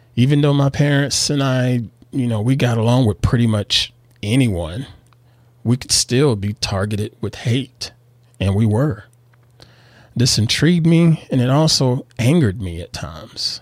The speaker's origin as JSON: {"language": "English", "region": "the South", "country": "United States", "tie": "born or raised there", "moved": "as an adult", "lives_now": "Northern California, United States", "said": "I was born and reared in the South here in the U S."}